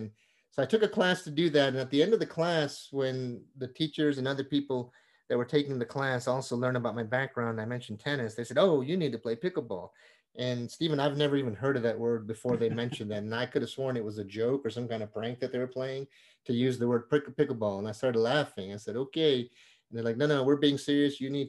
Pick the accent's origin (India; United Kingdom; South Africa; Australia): India; born there; Usually the word Indian, I was born in India, and usually the word Indian and sports do not go in the same sentence.